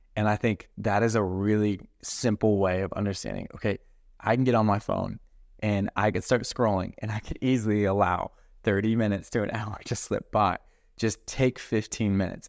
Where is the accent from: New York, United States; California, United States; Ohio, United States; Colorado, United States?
Colorado, United States; I'm from Colorado